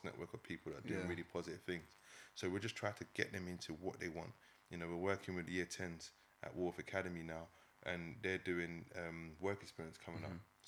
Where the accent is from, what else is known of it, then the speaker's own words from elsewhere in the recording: London, United Kingdom; where I grew up on the Ellsbury estate.